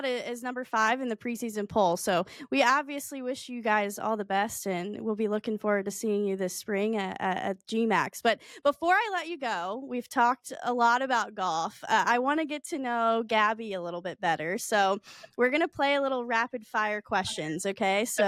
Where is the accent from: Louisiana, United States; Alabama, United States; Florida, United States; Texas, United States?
Alabama, United States; moved away; I'm from Alabama, so I get some flack about my accent too.